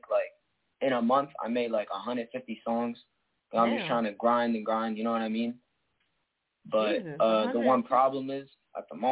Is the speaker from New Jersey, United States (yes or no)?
yes; New Jersey, United States; I'm from New Jersey.